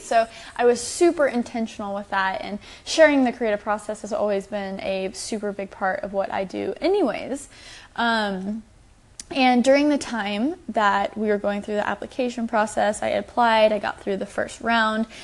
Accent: Texas, United States; I'm from Texas.

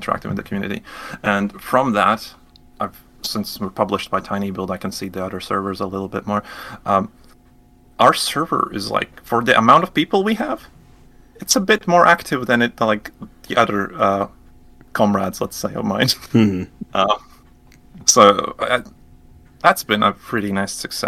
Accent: Latvia; I'm from Latvia, a little country, Eastern Europe. And we don't have like a big game industry here.

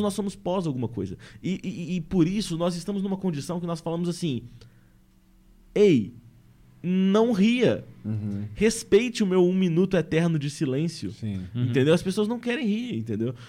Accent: Minas Gerais, Brazil; eu sou mineiro de Minas Gerais.

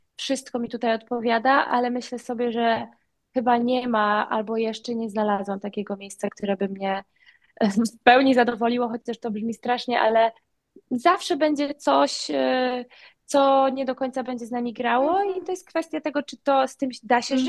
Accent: Wolin island, West Pomeranian Voivodeship, Poland; moved away as an adult; also born or lived in Malta; now in Bali, Indonesia; na wyspie Woli. tam się urodziłam, tam się wychowałam

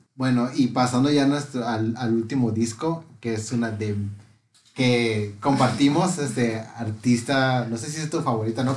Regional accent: Tecate, Baja California, Mexico; soy de Tecate

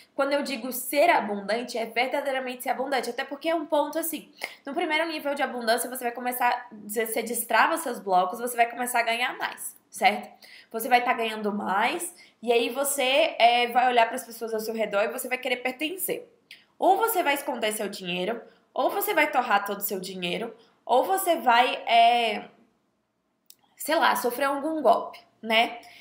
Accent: Bahia, Brazil; moved away; eu sou nordestina, mas a minha família não é do Nordeste. Então, basicamente, eu vivi a minha vida, né, de, é, dezessete, dezessete anos eu fiquei lá na Bahia e eu fui educada lá

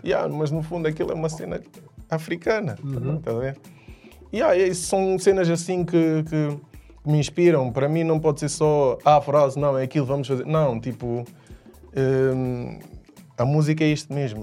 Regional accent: Coimbra, Centro, Portugal; also born or lived in Guinea-Bissau; now in Lisbon, Portugal; sou guineense. Um, cresci em Coimbra

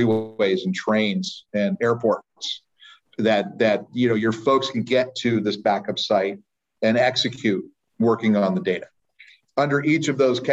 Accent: Sacramento, California, United States; I am from Sacramento, California, where I live and work most of the time

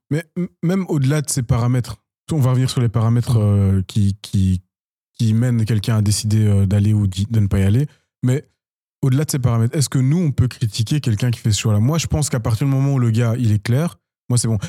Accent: Belgium; also born or lived in Democratic Republic of the Congo (ancestry); je, suis de nationalité belge, mais en tant qu'amoureux de mon pays d'origine

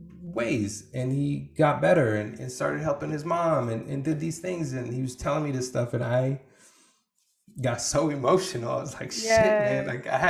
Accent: Portland, Oregon, United States; also born or lived in refugee camp; growing up in Portland in the Northwest

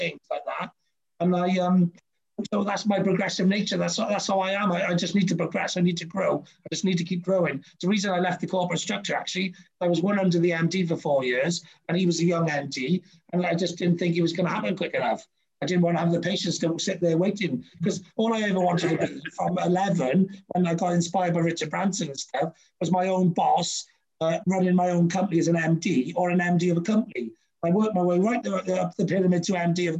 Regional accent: Wales, United Kingdom; as a Brit and as a Welshman

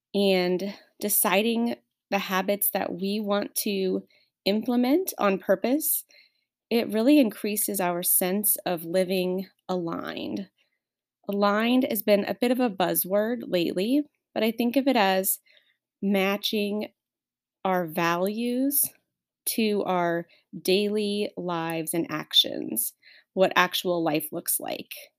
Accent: Nebraska, United States; moved away as an adult; I was born and raised in Nebraska

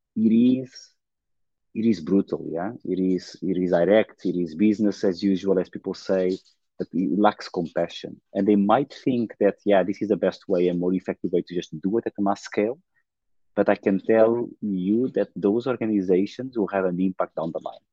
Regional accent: Portugal; I was born in Portugal, a small town south of Porto

